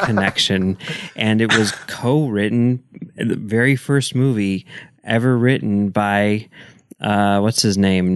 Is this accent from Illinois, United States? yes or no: yes; Chicago, Illinois, United States; growing up in Chicago, every Friday morning you'd get the Sun Times